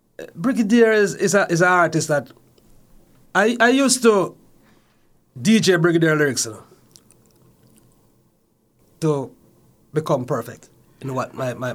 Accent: Saint Mary, Jamaica; My early childhood is in the parish of St. Mary.

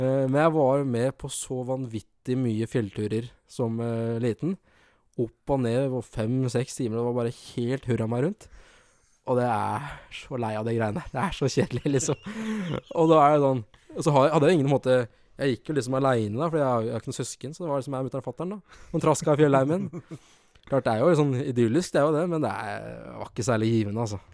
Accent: Lillehammer, Innlandet, Norway; som lillehamring

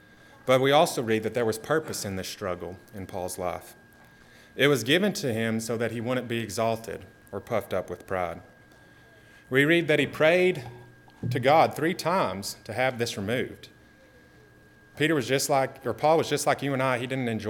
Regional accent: Texas, United States; as a Texan or an American

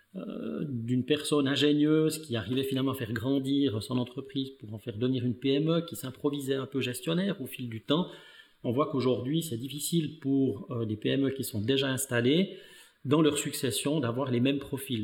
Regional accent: Neuchâtel, Switzerland; je suis né dans le canton de Neuchâtel. je suis en fait né, mais issu d'une famille d'immigrés italiens

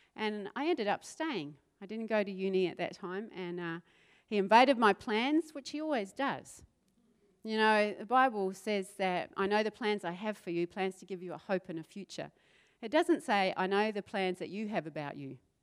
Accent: South Island of New Zealand, New Zealand; moved away; I grew up in the South Island of New Zealand

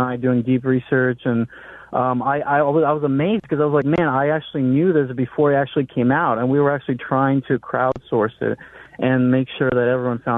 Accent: Ukraine; now in Missouri, United States; I was a guy from Ukraine

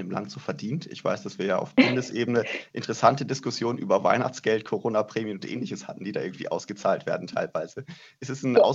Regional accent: Oberderdingen, Baden-Württemberg, Germany; also born or lived in Bretten; Äh, aufgewachsen im Kraichgau, geboren in Bretten, dann in Oberderdingen, einer, ja, was ist, 10.000 Einwohner Gemeinde

